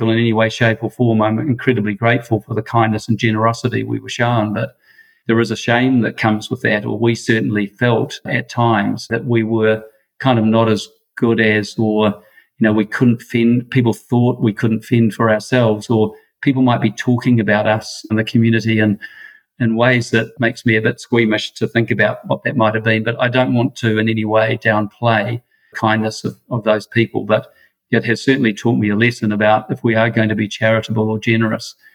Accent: Wellington, New Zealand; I grew up in Wellington, Irish Catholic family

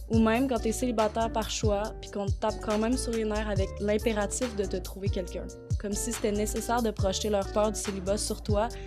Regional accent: Quebec, Canada; je suis blanche, née au Québec, lesbienne, végétarienne et féministe. J'ai 24 ans.

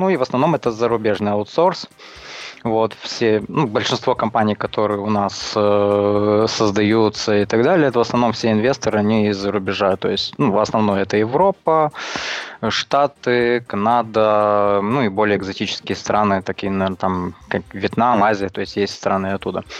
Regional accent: Chișinău, Moldova; now in Transnistria, Moldova; Я сам из Приднестровья, ну как, официально. Вот. Сам я родился в Кишиневе, а живу в Приднестровье уже много лет

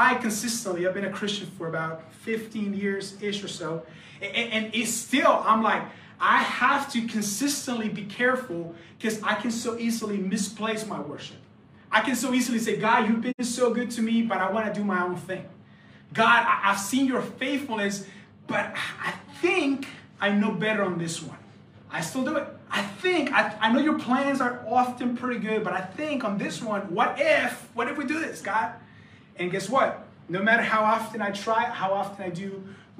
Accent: the Bible Belt, United States; We come from Bible Belt, and so Sunday is a huge deal

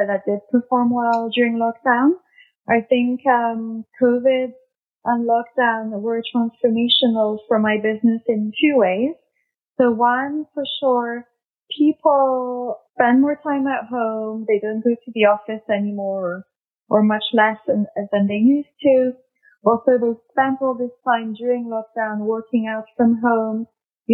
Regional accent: London, United Kingdom; also born or lived in France / New York; I'm obviously French, but I grew up mostly in London.

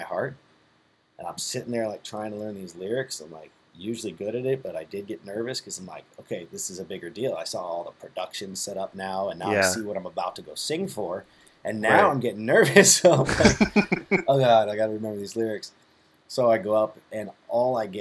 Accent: San Diego, California, United States; I'm from San Diego

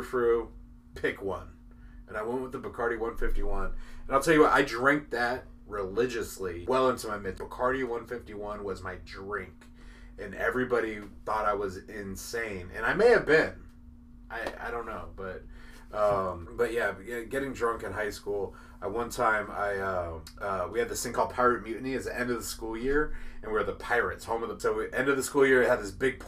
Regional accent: Seattle, Washington, United States; I'm from Seattle. I'm from the Pacific Northwest

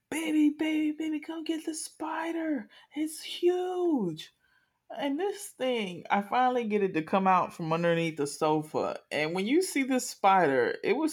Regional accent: Miami, Florida, United States; I am from Miami

